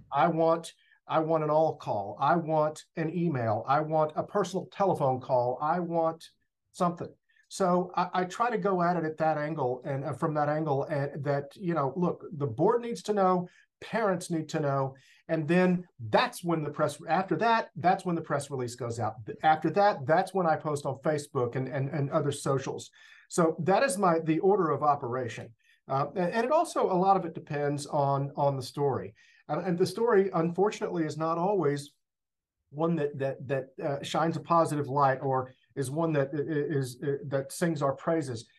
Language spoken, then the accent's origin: English; Longview, Texas, United States; born or raised there; also born or lived in New Jersey; now in La Porte, United States